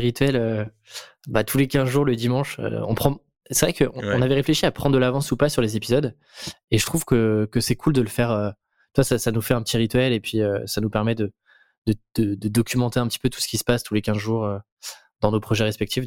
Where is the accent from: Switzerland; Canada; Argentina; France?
France; en tant que petit Français